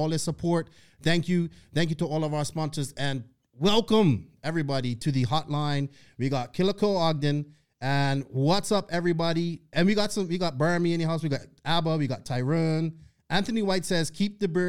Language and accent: English; Bermuda; accent: Bermuda accent; now in United States; I'm from Bermuda